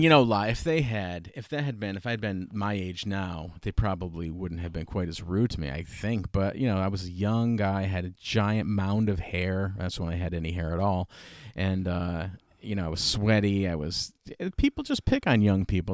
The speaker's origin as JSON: {"language": "English", "town": "Schenectady", "region": "New York", "country": "United States", "moved": "as an adult", "said": "I'm from Schenectady"}